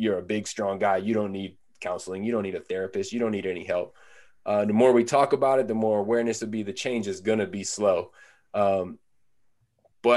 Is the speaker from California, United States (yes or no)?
yes; Northern California, United States; I'm from Northern California